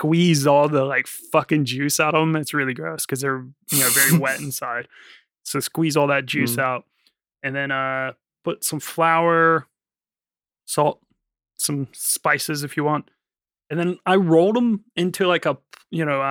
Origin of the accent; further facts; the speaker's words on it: Danville, United States; moved away; Danville, my hometown